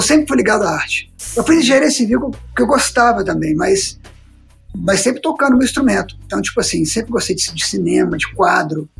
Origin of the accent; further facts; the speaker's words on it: Brasília, Federal District, Brazil; moved away as an adult; also born or lived in Minas Gerais; now in Belo Horizonte, Brazil; eu sou mineiro, mas a gente foi para Brasília muito cedo, eu era muito novo